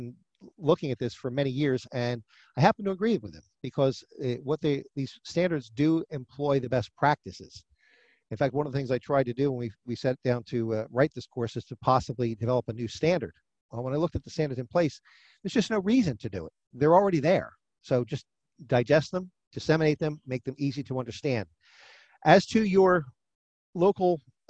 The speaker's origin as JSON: {"language": "English", "region": "New Jersey", "country": "United States", "said": "My home state is New Jersey"}